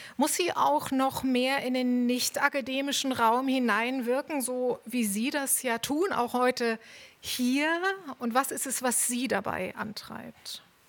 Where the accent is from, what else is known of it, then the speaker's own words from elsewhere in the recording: East Germany, Germany; Wir sind beide in der DDR aufgewachsen